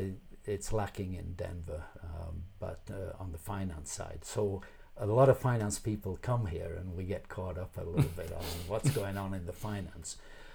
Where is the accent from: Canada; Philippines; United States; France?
Canada; I am a Canadian. I've got to tell you that.